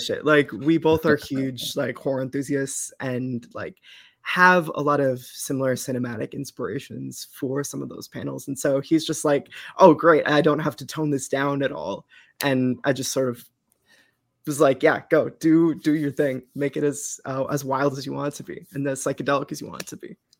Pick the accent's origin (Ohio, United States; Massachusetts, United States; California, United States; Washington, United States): Massachusetts, United States; Eastern; I am from Eastern Mass and have lived there my pretty much my whole life